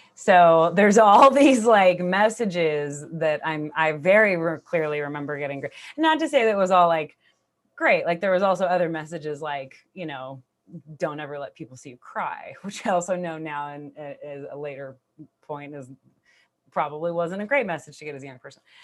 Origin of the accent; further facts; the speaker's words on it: Bay Area, California, United States; I grew up in the Bay Area in the nineties